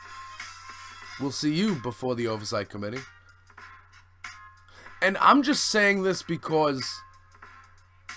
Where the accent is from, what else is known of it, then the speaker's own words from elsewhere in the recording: United States; I'm an American